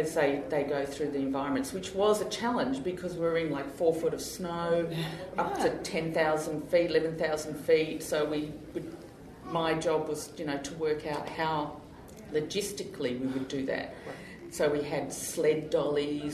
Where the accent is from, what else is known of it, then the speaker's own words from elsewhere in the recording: Australia; I'm Australian